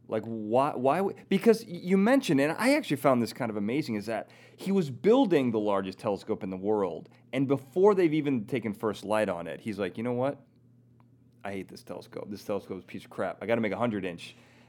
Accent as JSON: {"language": "English", "town": "Chicago", "region": "Illinois", "country": "United States", "said": "Love Chicago. I'm from Chicago."}